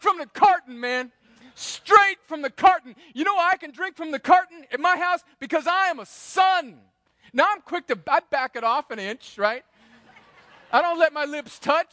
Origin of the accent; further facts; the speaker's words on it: El Centro, California, United States; moved away as an adult; They still live in the same house that I grew up in, 503 Winsley Avenue in El Centro, California, 92243.